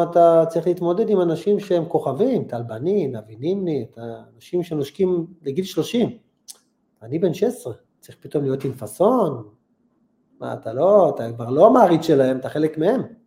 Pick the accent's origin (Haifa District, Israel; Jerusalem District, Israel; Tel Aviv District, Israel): Tel Aviv District, Israel; Holon; והייתי גר בחולון